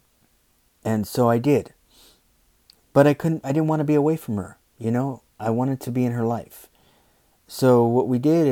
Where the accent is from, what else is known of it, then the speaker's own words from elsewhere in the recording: United States; I'm American